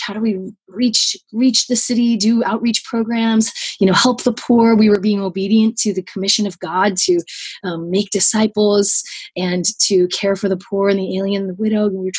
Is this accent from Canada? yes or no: no; Tokyo, Japan; I grew up in Tokyo, Japan.